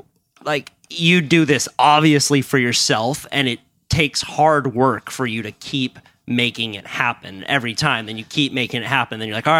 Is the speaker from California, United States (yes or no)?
yes; Santa Cruz, California, United States; we grew up together in Santa Cruz